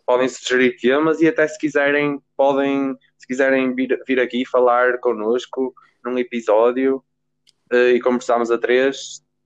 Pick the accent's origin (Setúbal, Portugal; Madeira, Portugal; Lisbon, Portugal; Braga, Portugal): Braga, Portugal; Guimarães; sou de Guimarães, tenho 17 anos